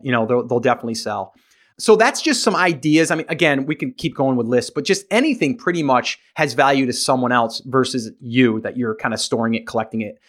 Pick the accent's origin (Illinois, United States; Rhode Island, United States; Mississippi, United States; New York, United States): New York, United States; now in South Carolina, United States; I'm originally from New York. I'm now in South Carolina